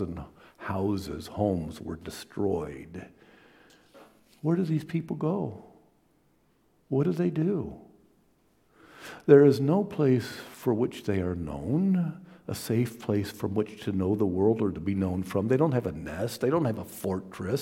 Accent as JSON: {"language": "English", "town": "Toledo", "region": "Ohio", "country": "United States", "tie": "born or raised there", "said": "every time I get a chance to go back to Toledo, my hometown, I always go back to the other side of town, to East Toledo, to visit the old neighborhood"}